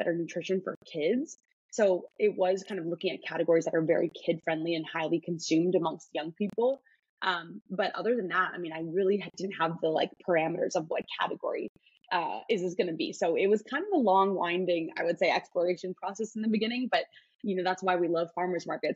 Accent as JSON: {"language": "English", "town": "Chicago", "region": "Illinois", "country": "United States", "moved": "yes", "said": "I'm from Chicago"}